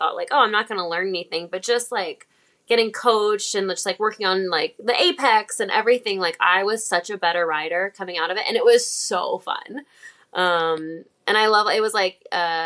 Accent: Illinois, United States; now in Los Angeles, United States; I'm from Illinois

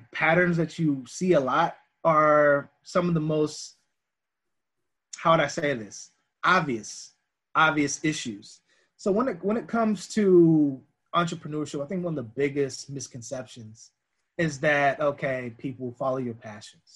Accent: United States; growing up Black in America

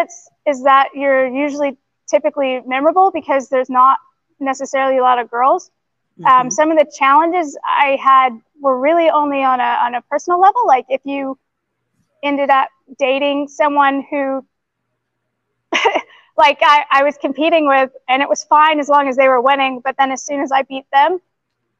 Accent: Atlanta, Georgia, United States; moved away as an adult; now in New Zealand; I grew up in Atlanta

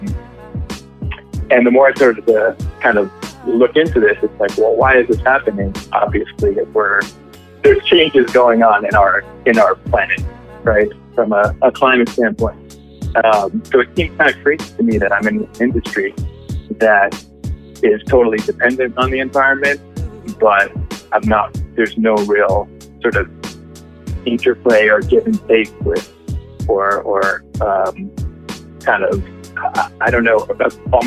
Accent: New York, United States; also born or lived in California; I grew up in New York, and I just like was never quite ready to leave New York

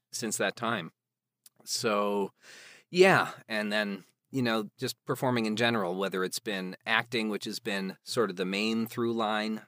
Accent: outside Chicago, Illinois, United States; there was a children's theater group in my town that I grew up in outside Chicago

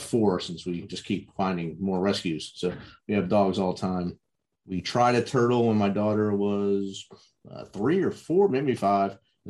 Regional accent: Jersey City, New Jersey, United States; not far from where I was born in Jersey City, New Jersey.

